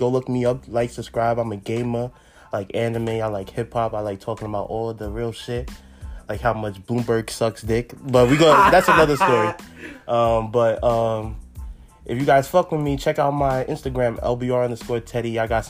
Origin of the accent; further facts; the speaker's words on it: New York City, New York, United States; now in Delaware, United States; You feel me? I'm from Brooklyn, New York. Currently staying in Delaware.